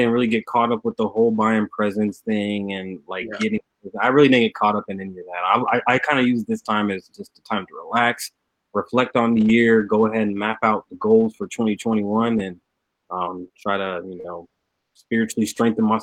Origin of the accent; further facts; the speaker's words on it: Atlanta, Georgia, United States; now in Alaska, United States; I am originally from Atlanta, but uh, I'm, I'm I'm hailing right now from the great cold state of Alaska.